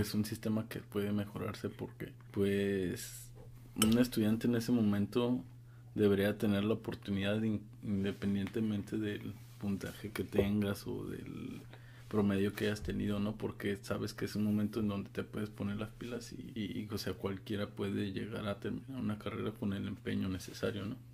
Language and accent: Spanish; Guadalajara, Jalisco, Mexico; yo soy de Guadalajara.